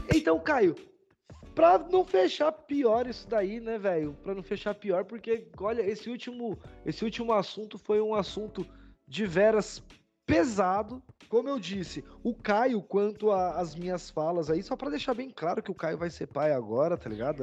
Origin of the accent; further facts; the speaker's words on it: Brazil; como bons brasileiros